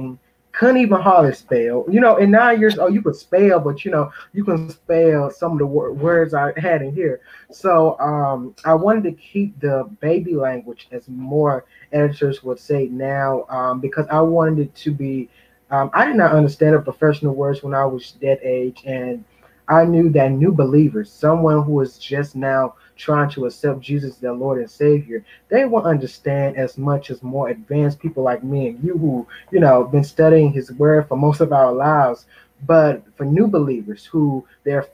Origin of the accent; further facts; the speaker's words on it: Henderson, North Carolina, United States; my community, I am from Henderson, North Carolina, Vance County